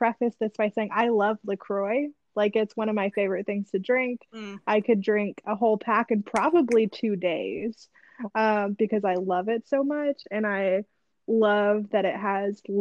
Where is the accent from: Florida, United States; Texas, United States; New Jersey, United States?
Texas, United States; San Antonio; also born or lived in Atlanta, Georgia; now in Nashville, United States; we're from San Antonio, but I actually currently live in Nashville, Tennessee